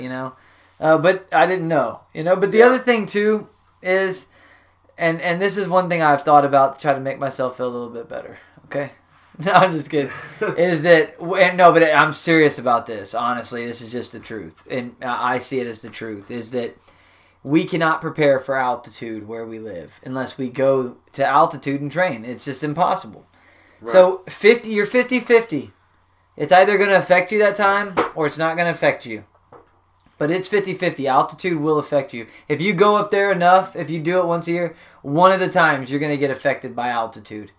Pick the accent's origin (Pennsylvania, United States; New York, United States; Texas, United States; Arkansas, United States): Texas, United States; Where you're really from, Texas